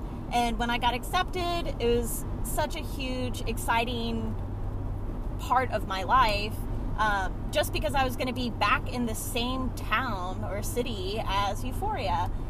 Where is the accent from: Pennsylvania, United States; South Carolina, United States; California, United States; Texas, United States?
South Carolina, United States; also born or lived in South Florida; I moved to South Carolina from South Florida when I was 12 years old